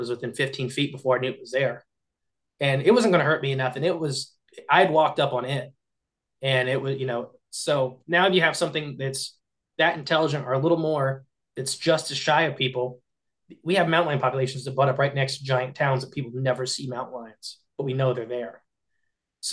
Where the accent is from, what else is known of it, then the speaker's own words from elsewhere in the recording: Hardin County, Ohio, United States; we are from Hardin County, Ohio